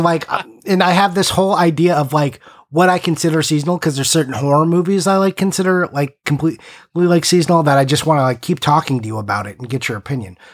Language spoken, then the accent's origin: English; Simi Valley, California, United States; my hometown, Simi Valley